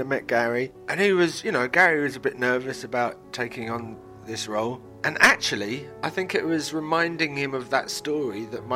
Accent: London, United Kingdom; when we were growing up in London, we used to go to this pub called the Old Red Lion in Islington.

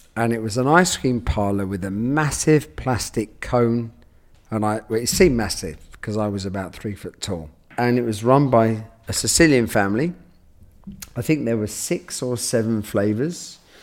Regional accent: London, United Kingdom; I grew up in London, near Paddington

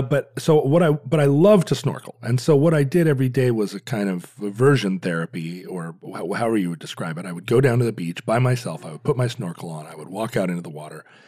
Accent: Alaska, United States; Growing up in Alaska

